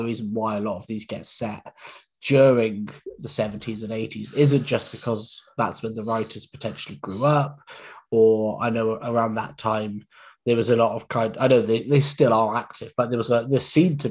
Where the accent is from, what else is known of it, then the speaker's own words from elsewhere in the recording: England, United Kingdom; we're English